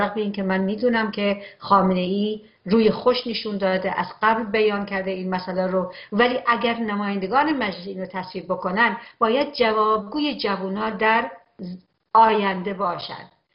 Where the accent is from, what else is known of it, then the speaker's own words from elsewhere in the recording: Iran; به عنوان یک ایرانی